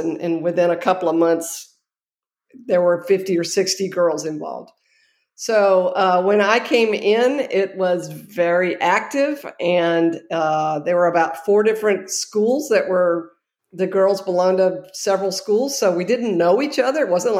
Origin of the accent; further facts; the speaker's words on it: Spartanburg, South Carolina, United States; from Spartanburg, South Carolina.